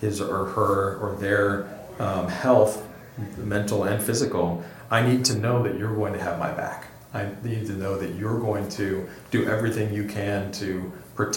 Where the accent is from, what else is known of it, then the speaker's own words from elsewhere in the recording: Texas, United States; moved away; I grew up in Texas